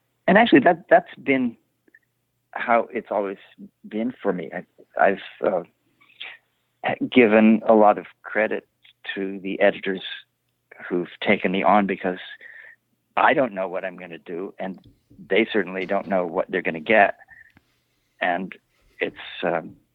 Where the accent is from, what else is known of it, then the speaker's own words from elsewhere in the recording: Illinois, United States; also born or lived in Brooklyn Heights, New York; now in Brooklyn, United States; I grew up in Illinois